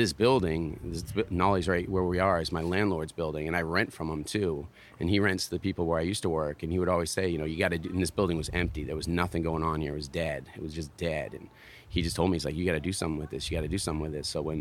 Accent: Massachusetts, United States; moved away as an adult; also born or lived in California / Florida / San Diego; now in Carolina Beach, United States; I was born in Massachusetts, and that's where I started skateboarding. And I grew up with three guys out there

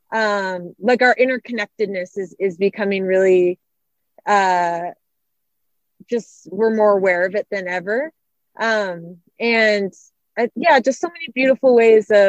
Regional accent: Arizona, United States; so we knew about this race happening in my home state of Arizona

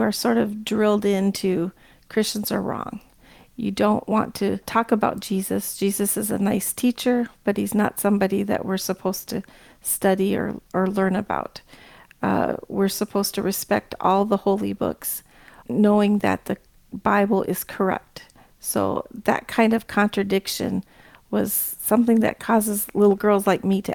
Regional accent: United States; also born or lived in Kabul, Afghanistan; growing up in America with a Muslim parent

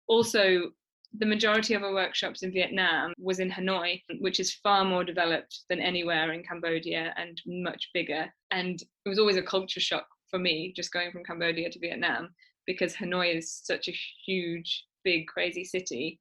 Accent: United Kingdom

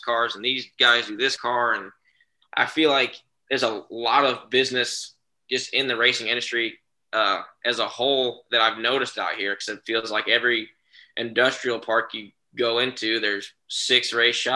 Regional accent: Texas, United States; moved away as an adult; now in Mooresville, North Carolina, United States; Growing up in Texas

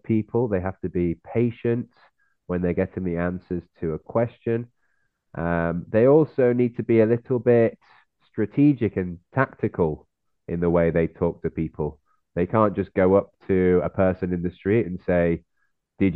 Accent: Yorkshire and the Humber, United Kingdom; moved away as an adult; now in Spain; we're both from Yorkshire.

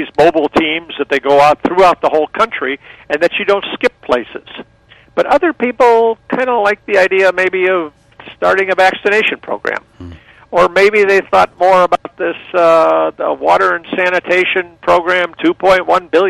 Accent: Germany; now in Los Angeles, United States; I was born originally in Germany, so I could probably, if I needed to, get by in Germany

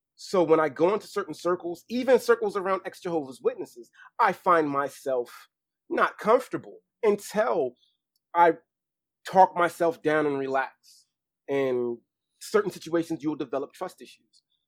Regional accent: Baltimore, Maryland, United States; I knew fashion was something big growing up in Baltimore

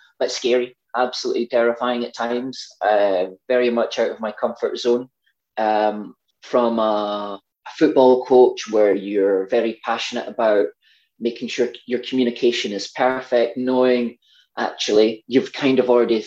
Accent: Scotland, United Kingdom; accent: Scottish; my Scottish accent

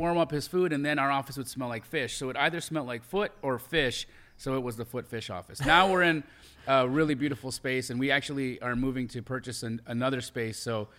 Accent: Calgary, Alberta, Canada; also born or lived in Los Angeles, United States; So I grew up in Calgary, Alberta, Canada. I'm an American Canadian citizen, so I'm dual. Born in LA. At 5, my parents move us to Calgary, Alberta. I grow up there, and I grew up in a real, like, poor

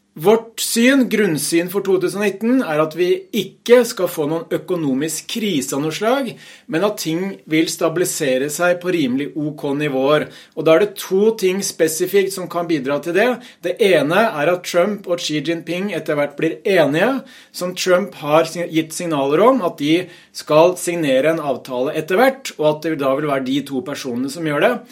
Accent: Hamar, Innlandet, Norway; på fagspråket hjemme på Hamar

